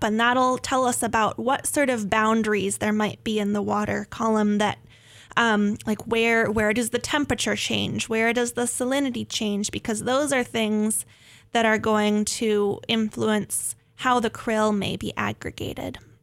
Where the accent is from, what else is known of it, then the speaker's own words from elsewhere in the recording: Northern California, United States; moved away; I grew up in Northern California near the coast